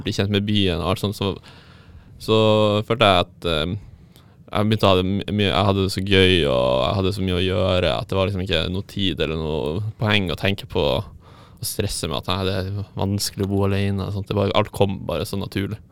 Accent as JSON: {"language": "Norwegian", "town": "Tromsø", "region": "Troms", "country": "Norway", "moved": "yes", "lives_now": "Trondheim, Norway", "said": "Jeg er fra Tromsø, og jeg studerer tredje året på film- og videoproduksjon på NTNU Dragvoll i Trondheim"}